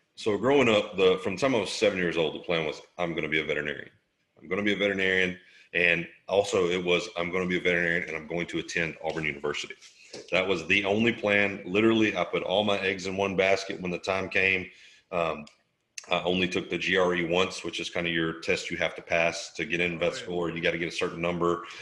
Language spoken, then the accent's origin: English; Southeast Alabama, United States; also born or lived in Killeen, Texas; I grew up in Southeast Alabama.